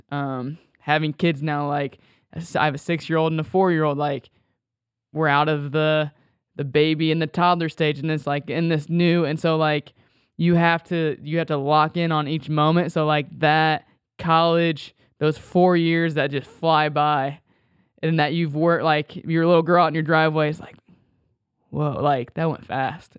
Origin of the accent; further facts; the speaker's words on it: Sweetser, Indiana, United States; also born or lived in Marion, Indiana; I grew up in Sweetser, uh, Indiana